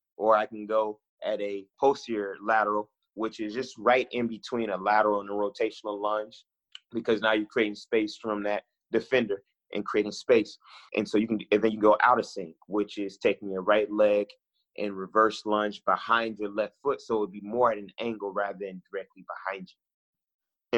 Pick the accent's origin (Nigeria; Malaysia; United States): United States; Oakland, California; moved away as an adult; also born or lived in Midwest / the South; I'm originally from Oakland, California, born and raised